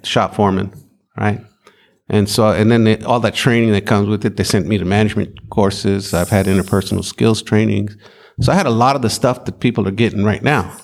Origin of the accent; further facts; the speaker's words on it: Maricopa, Arizona, United States; I'm from Arizona.